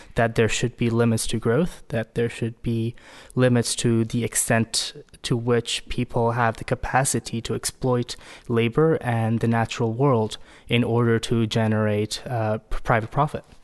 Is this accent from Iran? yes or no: yes; Iran; moved away as an adult; also born or lived in United States; now in Oslo, Norway; I grew up in Iran, but lived most of my adult life in the U S.